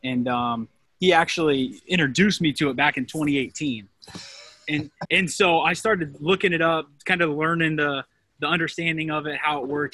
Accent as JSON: {"language": "English", "town": "Mansfield", "region": "Ohio", "country": "United States", "lives_now": "Columbus, United States", "said": "I'm actually originally from Mansfield, Ohio, which is Richland County"}